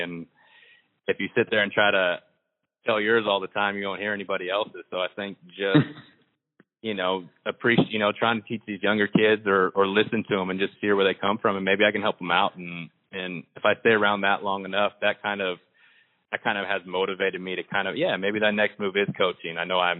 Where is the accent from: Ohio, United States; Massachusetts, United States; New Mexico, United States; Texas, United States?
New Mexico, United States; Albuquerque; As soon as I got to Washington, 3 days later, we were going to my hometown in Albuquerque